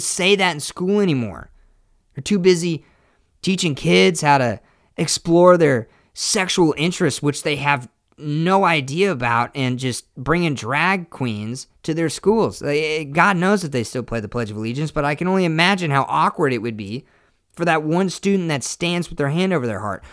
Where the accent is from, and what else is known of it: United States